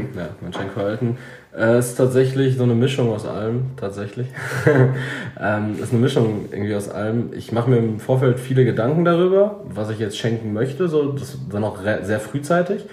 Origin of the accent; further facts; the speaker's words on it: Germany; Wir sind ja Deutsche